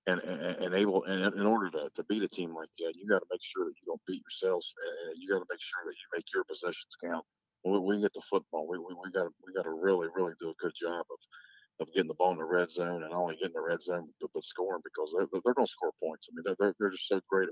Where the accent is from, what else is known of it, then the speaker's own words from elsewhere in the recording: Clay, United States; moved away; I'm from Clay. I'm not from around here